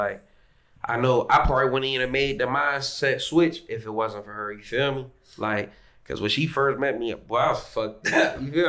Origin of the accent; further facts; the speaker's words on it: Sharon, Pennsylvania, United States; I'm from Sharon, Pennsylvania. It's like